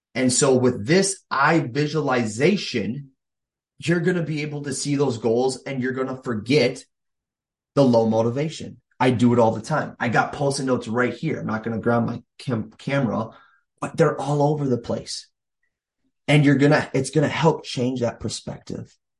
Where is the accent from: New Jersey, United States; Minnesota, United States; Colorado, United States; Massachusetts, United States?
Minnesota, United States; here in Minnesota, my hometown or home state